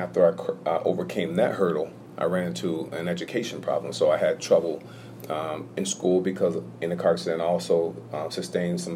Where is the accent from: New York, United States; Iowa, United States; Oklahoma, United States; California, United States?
New York, United States; Hudson; born and raised in Hudson, New York